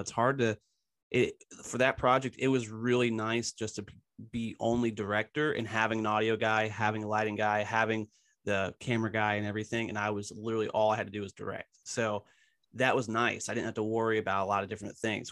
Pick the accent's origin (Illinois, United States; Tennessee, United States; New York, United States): Tennessee, United States; also born or lived in Philadelphia, Pennsylvania; now in Knoxville, United States; I grew up mostly in Tennessee. I moved from Philly when I was younger.